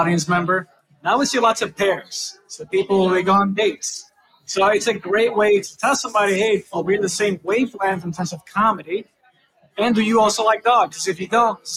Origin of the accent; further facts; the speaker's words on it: Dominican Republic; now in New York, United States; I was born in the Dominican Republic, and I came in 2001.